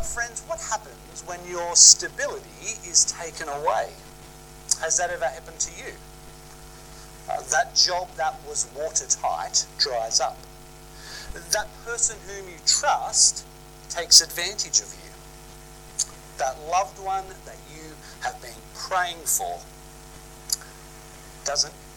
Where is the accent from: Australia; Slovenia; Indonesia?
Australia; Sydney, New South Wales; Growing up in Sydney, I used to love catching the ferries across Sydney Harbour